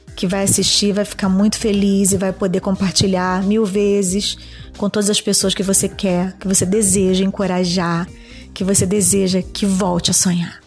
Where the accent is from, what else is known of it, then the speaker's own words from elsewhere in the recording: Rio de Janeiro, Brazil; also born or lived in Fortaleza, Ceará; Eu sou nordestina. Eu vim de Fortaleza com 4 anos de idade, morar no Rio de Janeiro